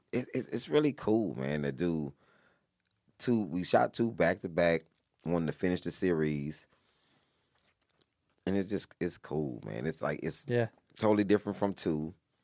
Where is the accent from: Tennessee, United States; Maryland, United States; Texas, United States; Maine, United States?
Texas, United States; Houston; I'm from the South. {S8} Yeah. {S9} So, you know, this is a Houston thing.